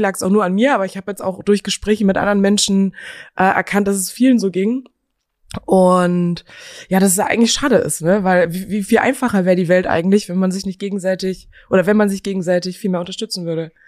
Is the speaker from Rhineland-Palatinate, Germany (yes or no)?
no; Geilenkirchen, North Rhine-Westphalia, Germany; moved away as an adult; now in Berlin, Germany; geboren aber in Geilenkirchen in Nordrhein-Westfalen